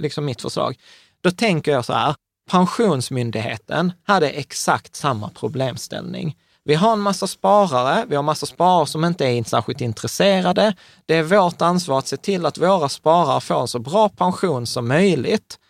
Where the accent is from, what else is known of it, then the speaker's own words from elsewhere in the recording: Malmö, Skåne, Sweden; jag är uppväxt på Rosengård i Malmö